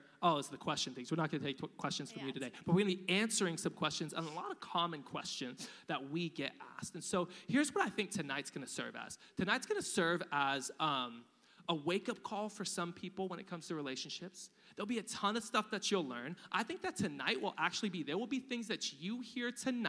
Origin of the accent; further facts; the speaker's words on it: United States; We're American.